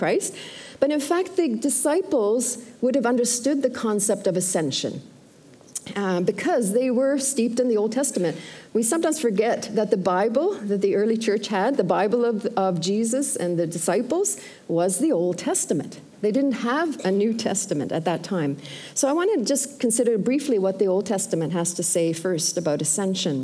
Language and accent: English; Sweden; now in Canada; I'm originally from Sweden, and by the way, my dad and his wife Lois are here, and so he was born in Sweden too as well